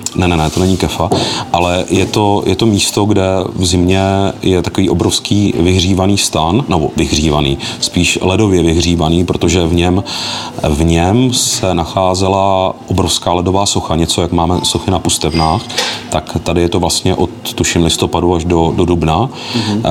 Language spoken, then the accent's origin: Czech; Moravia, Zlín Region, Czechia; spíš nás jako z Moravy, no, protože přeci jenom jsme tady ve Zlínském kraji velmi blízko Slovensku